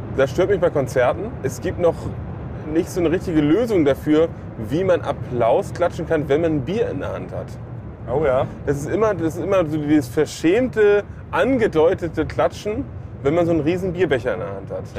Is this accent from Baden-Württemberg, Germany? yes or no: no; Hamburg, Germany; Hamburg City, genau da, wo ich herkomme